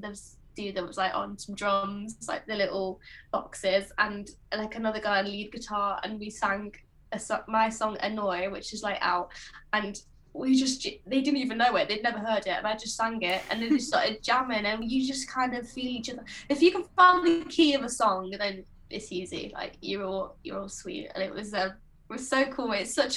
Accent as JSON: {"language": "English", "town": "Stafford", "region": "West Midlands", "country": "United Kingdom", "tie": "born or raised there", "said": "Redrum, which is Stafford, so my hometown"}